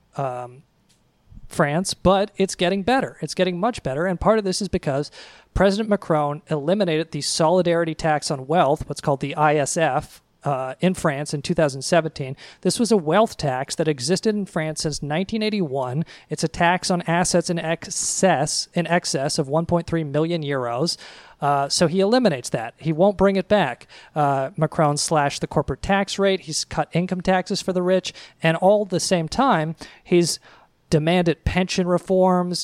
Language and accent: English; United States; as an American